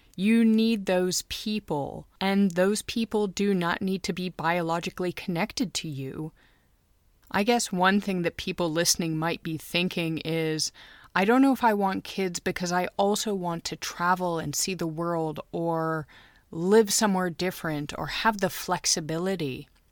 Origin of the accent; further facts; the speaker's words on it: United States; now in Munich, Germany; I'm an American who married a Finn, and I'm raising two kids in Munich, Germany